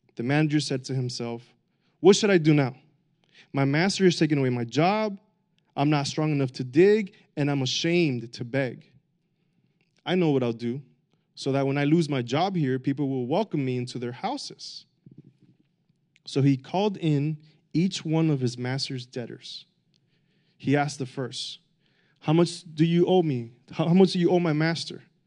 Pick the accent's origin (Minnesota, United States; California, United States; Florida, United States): Florida, United States; Miami; I grew up in Miami